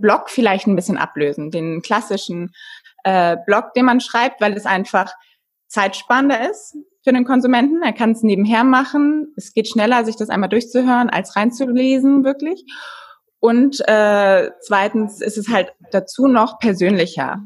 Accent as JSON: {"language": "German", "country": "Germany", "said": "bei uns in Deutschland"}